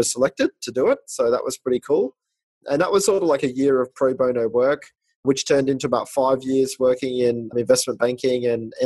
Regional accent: Australia; I grew up in Australia, went to New South Wales University

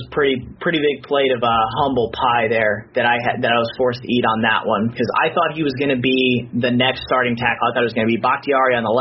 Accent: Indiana, United States; I'm from Indiana

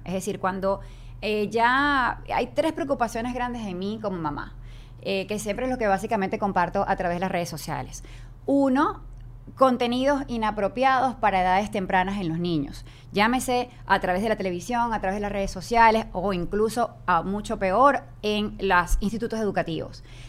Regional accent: Venezuela; moved away; nosotros que venimos de Venezuela

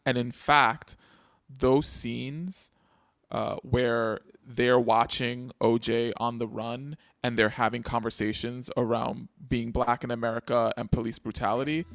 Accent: New York City, New York, United States; I grew up in the Bronx

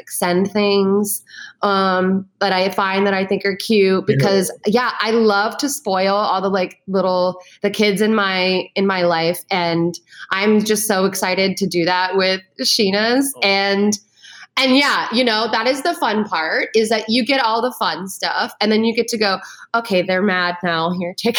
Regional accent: East Coast, United States; moved away as an adult; also born or lived in New York; now in Los Angeles, United States; like living on the East Coast, growing up on the East Coast, living in the East Coast, living in New York

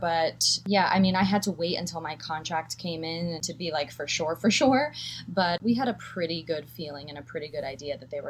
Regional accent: New York City, New York, United States; I am from New York City, and that's where I'm calling in from.

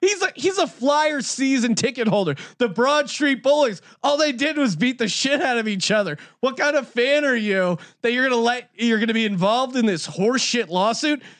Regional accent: Philadelphia, Pennsylvania, United States; I'm from Philadelphia

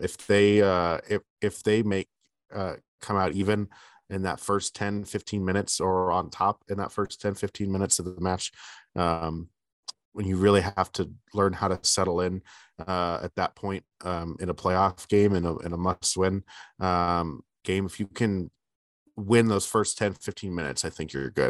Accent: Bay Area, Northern California, United States; moved away; I grew up in the Bay Area, in Northern California, in the Bay Area

